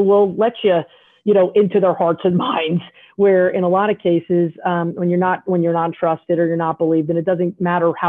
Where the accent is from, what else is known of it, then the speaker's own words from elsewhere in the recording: South Carolina, United States; I'm a redneck from South Carolina